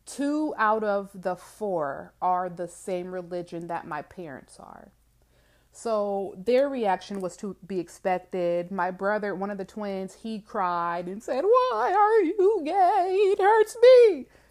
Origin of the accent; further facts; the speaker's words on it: Georgia, United States; I am from the South, okay? Not only the South, but from Georgia